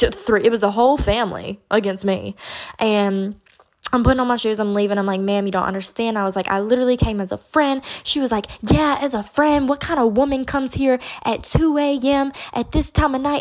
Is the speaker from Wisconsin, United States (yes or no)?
no; Baton Rouge, Louisiana, United States; I'm from Baton Rouge.